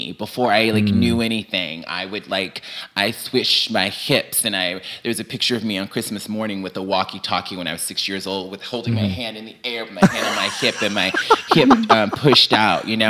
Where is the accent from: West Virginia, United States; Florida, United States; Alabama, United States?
Alabama, United States; Mobile; moved away as an adult; also born or lived in Birmingham, Alabama; when I was a kid growing up in Alabama in the 70s and 80s